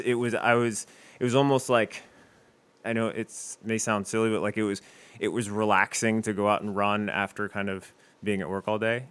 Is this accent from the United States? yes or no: yes; Westerville, Ohio, United States; moved away as an adult; now in Toledo, United States; I'm originally from Westerville, Ohio